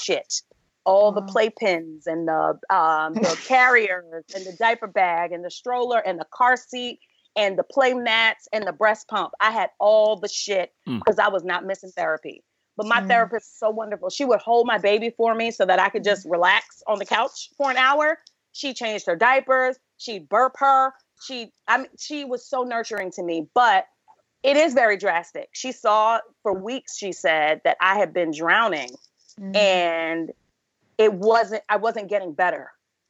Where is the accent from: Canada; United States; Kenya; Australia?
United States; New York City, New York; now in Los Angeles, United States; I'm from Brooklyn. All my family still lives on the East Coast. I live